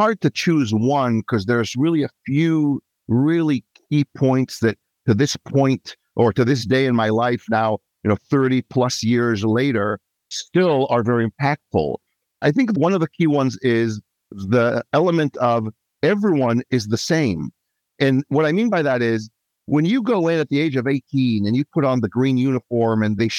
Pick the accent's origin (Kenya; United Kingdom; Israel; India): Israel; moved away as an adult; also born or lived in Asia; now in Bellevue, United States; I'm originally from Israel. I was raised as a child in Asia. My dad was in shipping. Then back to Israel, teenage years, young adulthood, and then came to the Seattle area